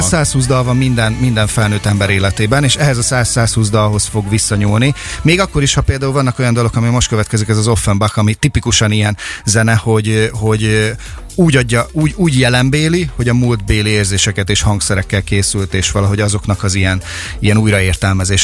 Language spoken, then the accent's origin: Hungarian; Makó, Csongrád-Csanád, Hungary; Én Makon nőttem föl, nekem Makon a Marospart, a fák illata, a kertünk